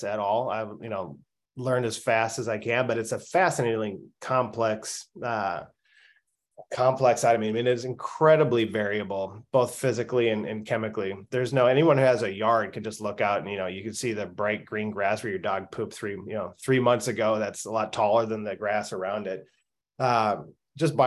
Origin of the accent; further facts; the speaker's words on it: Minnesota, United States; I grew up in Minnesota